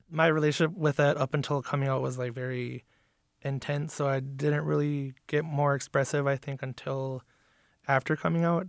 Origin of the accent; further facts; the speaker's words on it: Lac du Flambeau Reservation, northern Wisconsin, United States; I'm from the Lactoflammable Reservation in northern Wisconsin